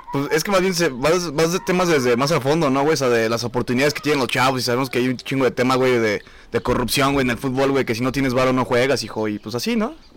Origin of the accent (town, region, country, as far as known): Mexico